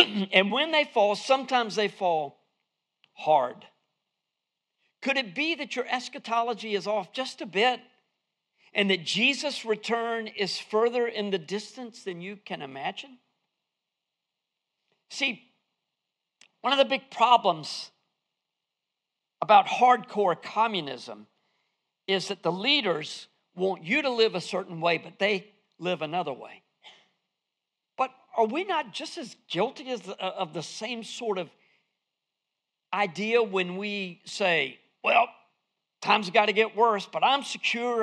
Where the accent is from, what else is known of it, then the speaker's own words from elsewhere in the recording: Fuquay-Varina, North Carolina, United States; accent: southern; I'm from Fuquay Varina.